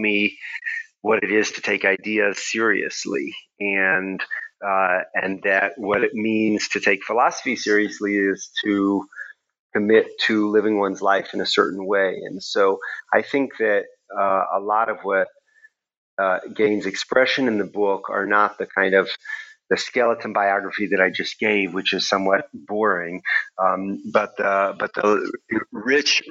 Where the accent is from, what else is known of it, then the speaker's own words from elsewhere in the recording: Houston, Texas, United States; moved away as an adult; also born or lived in Princeton, New Jersey; now in Israel; I was born in Houston, Texas. And grew up there until I went to college at Princeton at age 17